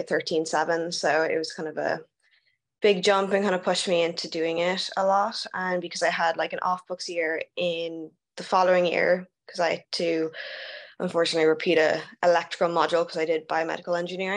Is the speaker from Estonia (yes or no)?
no; Dublin, Leinster, Ireland; moved away as an adult; also born or lived in United States; I went to Mount Anville